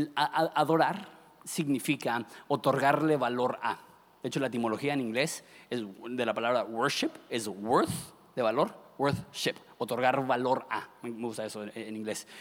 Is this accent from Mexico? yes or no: yes; Ensenada, Baja California, Mexico; ¿de dónde eres? Digo, de Ensenada.